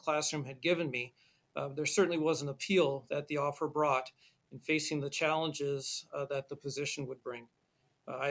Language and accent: English; Green Bay, Wisconsin, United States; I was born and raised in Green Bay, Wisconsin.